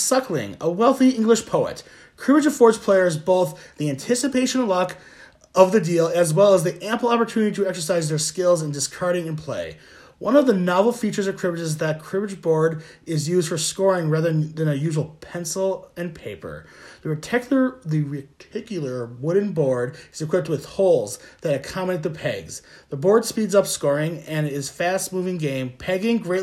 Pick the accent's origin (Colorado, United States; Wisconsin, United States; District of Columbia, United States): Wisconsin, United States; we're from Wisconsin